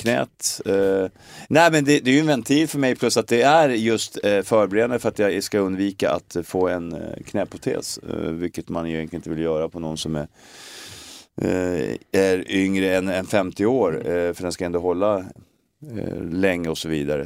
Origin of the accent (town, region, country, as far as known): Stockholm, Stockholm County, Sweden; born or raised there; moved away as an adult; also born or lived in Glasgow